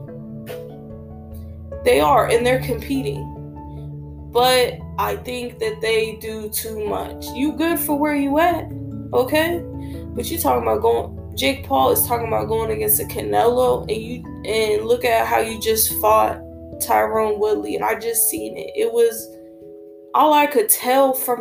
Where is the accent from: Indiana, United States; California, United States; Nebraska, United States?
Nebraska, United States; Omaha; I'm from Omaha, Nebraska